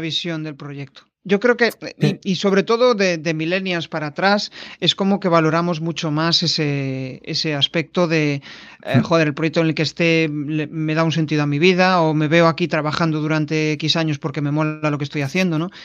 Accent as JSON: {"language": "Spanish", "region": "Galicia", "country": "Spain", "said": "como gallego"}